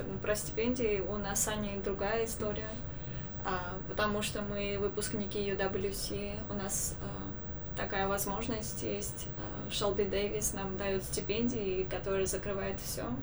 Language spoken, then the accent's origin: Russian; Yerevan, Armenia; moved away as an adult; also born or lived in China; now in Idaho, United States; Я а, из Еревана, Армении. С Ханой тоже училась э, в Армении в международной школе. Сейчас э, сделала э, работу в Китае год, и сейчас учусь в Америке